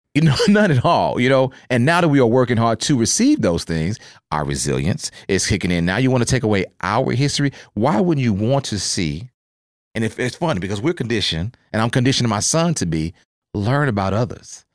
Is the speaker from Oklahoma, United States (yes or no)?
yes; Oklahoma, United States; moved away as an adult; born and raised in Oklahoma, and then, of course, military took me around and they got me here